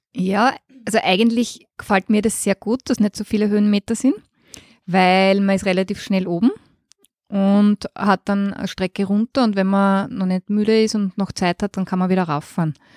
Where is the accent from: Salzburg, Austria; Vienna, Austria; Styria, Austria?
Styria, Austria; Graz; ich bin in Graz geboren und auch dort aufgewachsen